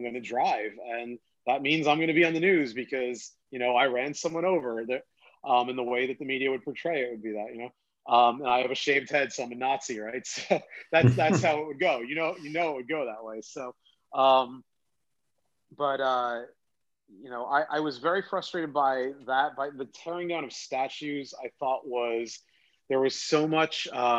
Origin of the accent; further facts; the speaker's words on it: United States; I grew up right near New York City.